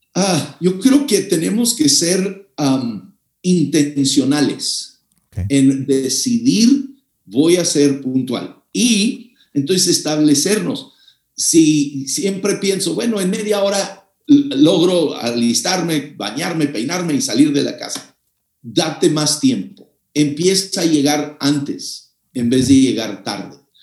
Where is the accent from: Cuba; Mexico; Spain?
Mexico; Yo soy mexicano, mexicano de corazón